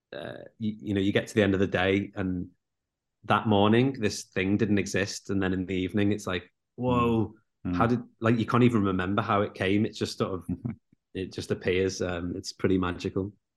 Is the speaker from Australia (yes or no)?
no; Liverpool, North West England, United Kingdom; me and Murph growing up in Liverpool